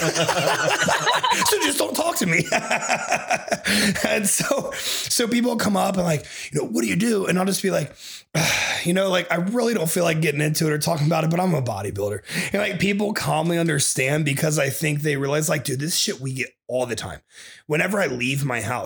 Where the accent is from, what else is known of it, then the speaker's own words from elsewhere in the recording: Ohio, United States; moved away; So I went home to Ohio. I kicked it with my family